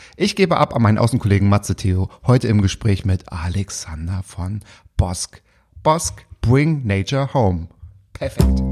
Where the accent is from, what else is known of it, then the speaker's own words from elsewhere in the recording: Müritz National Park, Mecklenburg-Vorpommern, Germany; Also ich komme aus dem Müritz Nationalpark